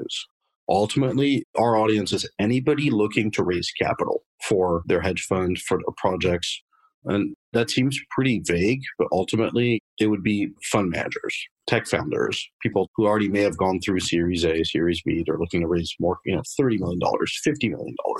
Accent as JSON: {"language": "English", "town": "Paris", "region": "Île-de-France", "country": "France", "tie": "born or raised there", "moved": "as an adult", "lives_now": "United States", "said": "I was actually born and raised in Paris, France. Lived there for about 20 years"}